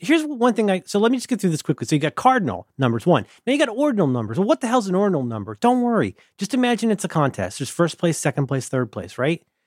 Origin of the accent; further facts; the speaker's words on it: Ohio, United States; I'm from Ohio